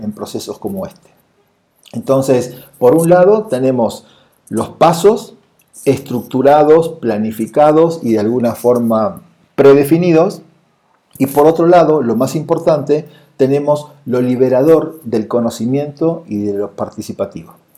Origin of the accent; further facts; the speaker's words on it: Argentina; moved away as an adult; now in Mexico City, Mexico; soy de Argentina, vivo y trabajo en la Ciudad de México desde hace más o menos unos ocho años.